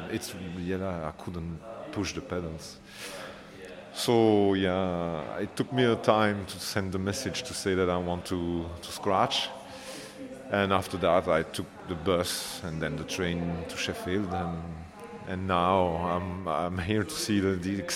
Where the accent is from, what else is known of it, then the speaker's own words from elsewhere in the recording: Belgium; now in Cambridge, United Kingdom; I'm from Belgium, but I live in Cambridge now.